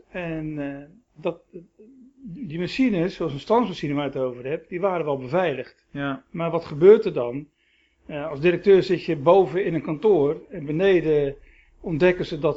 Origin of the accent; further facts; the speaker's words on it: Rotterdam, South Holland, Netherlands; born there; also born or lived in Schagen; nou, de achtergrond is dat eh, ik ben geboren in Rotterdam.